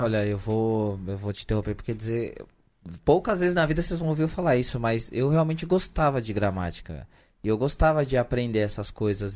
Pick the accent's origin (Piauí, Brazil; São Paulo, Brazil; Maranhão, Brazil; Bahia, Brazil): São Paulo, Brazil; accent: Zona Sul (São Paulo); Um cara da Zona Sul de São Paulo falando com o sotaque da Zona Sul